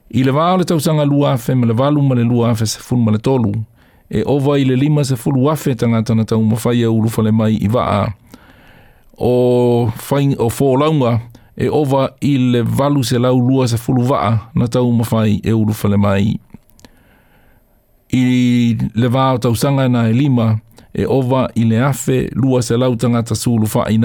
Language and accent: English; Sri Lanka; now in Australia; I am from Sri Lanka. I came to Australia seeking asylum and safety. I am a uh, refugee.